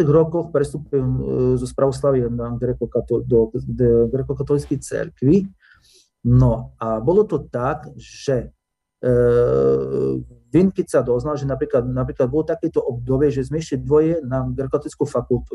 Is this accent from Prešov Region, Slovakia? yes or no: yes; Oľka, Prešov Region, Slovakia; ja som sa narodil v Olike, čiže to je okres medzi Laborce. Ano. E, vyrastal som v dedine Olika